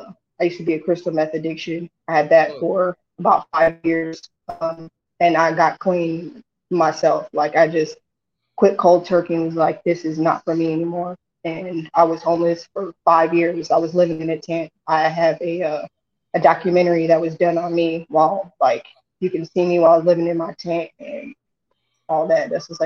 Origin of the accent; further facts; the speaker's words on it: San Diego, California, United States; moved away as an adult; also born or lived in San Francisco; now in Peoria, United States; I'm from San Diego, California.